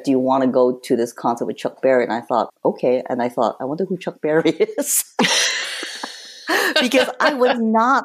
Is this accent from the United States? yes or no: no; Hong Kong; I grew up in Hong Kong. I was born and raised there